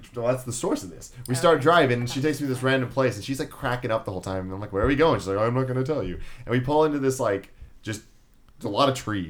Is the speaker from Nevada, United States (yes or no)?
no; San Francisco, California, United States; I'm from San Francisco